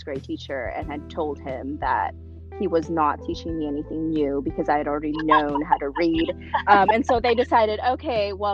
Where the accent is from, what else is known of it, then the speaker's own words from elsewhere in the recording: Anchorage, Alaska, United States; English is a second language; also born or lived in Philippines; it's where all of my formative years were, and it's how I identified at that point. And so I was like, well, I'm from here. I'm from Anchorage, Alaska